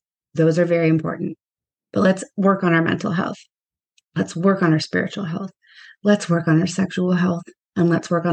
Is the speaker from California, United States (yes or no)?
yes; Southern California, United States; moved away as an adult; now in New York, United States; I am originally from Southern California. I grew up there. And then I moved to New York when I was in my early 30s.